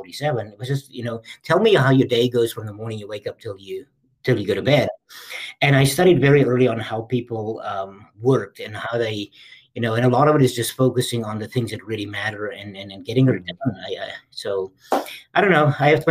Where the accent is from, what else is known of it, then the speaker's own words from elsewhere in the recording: South Africa; moved away; I was born and raised in South Africa